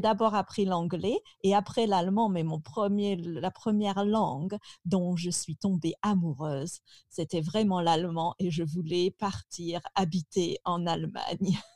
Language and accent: French; Picardy, Hauts-de-France, France; Je suis très contente d'avoir grandi là-bas